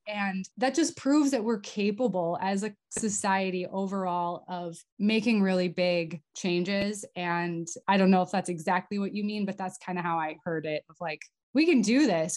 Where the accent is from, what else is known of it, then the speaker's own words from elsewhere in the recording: North Dakota, United States; moved away as an adult; also born or lived in Middle East / Europe; so I grew up in North Dakota, west of Fargo, like 100 miles